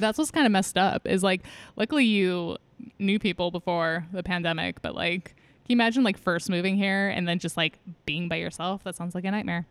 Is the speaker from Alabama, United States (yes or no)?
no; California, United States; now in Seattle, United States; I'm from California